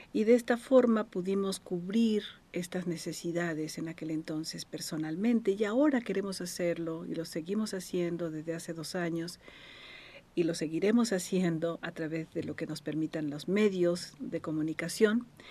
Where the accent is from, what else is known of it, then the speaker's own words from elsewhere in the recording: Morelos, Mexico; soy presidenta de la Asociación de Tanatología de nuestro querido estado de Morelos